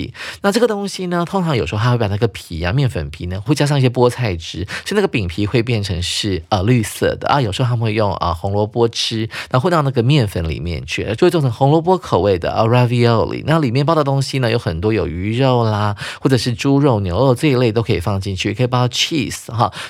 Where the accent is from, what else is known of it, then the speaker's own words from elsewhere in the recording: China; 不会像我们中国人是拿来单吃的啊